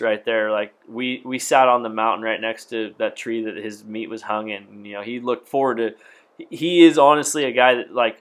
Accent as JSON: {"language": "English", "region": "Washington", "country": "United States", "said": "I'm from Washington."}